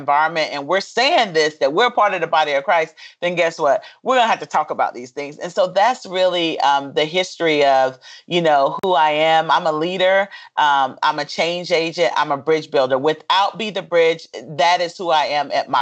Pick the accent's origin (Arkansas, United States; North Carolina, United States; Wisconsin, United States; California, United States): North Carolina, United States; Fayetteville; I'm originally from a small town called Fayetteville, which is a military community because my father was in the military and my grandfather was in the military